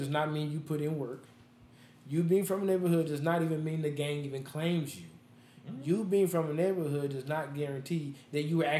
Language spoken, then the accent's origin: English; Las Vegas, Nevada, United States; I'm born and raised in Las Vegas. I've never lived anywhere else.